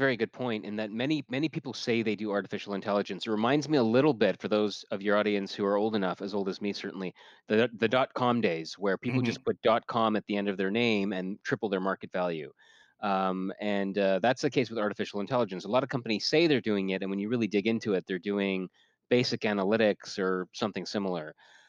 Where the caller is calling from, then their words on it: Toronto, Ontario, Canada; We're based in Waterloo, Ontario, Canada, although I'm speaking from Toronto, where I live.